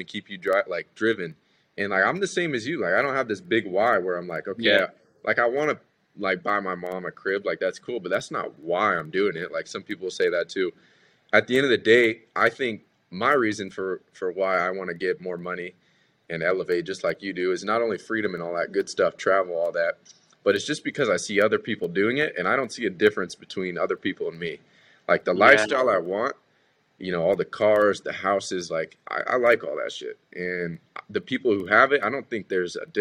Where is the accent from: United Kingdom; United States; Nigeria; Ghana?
United States; California; growing up in Cali